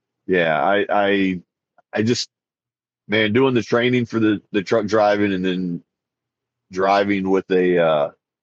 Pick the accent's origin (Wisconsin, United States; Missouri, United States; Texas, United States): Texas, United States; I'm from Texas